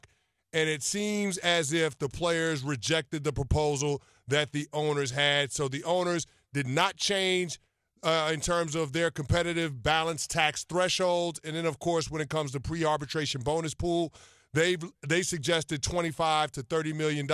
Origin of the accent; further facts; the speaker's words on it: New York City, New York, United States; I grew up in the Bronx